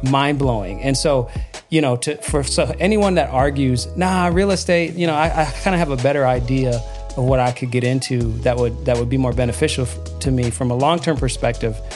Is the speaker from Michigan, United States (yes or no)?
yes; Lansing, Michigan, United States; I grew up in Michigan and, um, on the south side of Mich-, of Lansing, Michigan